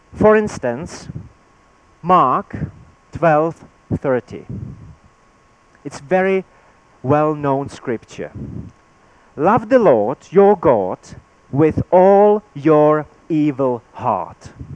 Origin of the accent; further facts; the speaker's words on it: Czechia; first language Czech; English is a second language; my native language in Czech